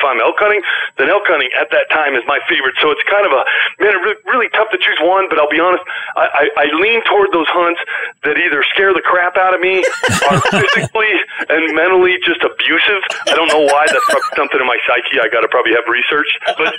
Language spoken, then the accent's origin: English; Colorado, United States; I'm from Colorado